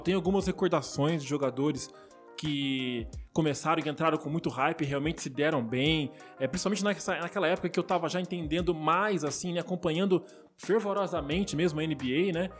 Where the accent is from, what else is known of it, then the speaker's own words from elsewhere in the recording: Brazil; como brasileiro aqui